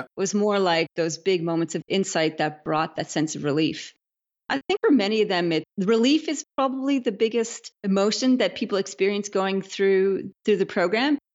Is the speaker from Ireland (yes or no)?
no; Canada; moved away as an adult; now in Australia; I'm a Canadian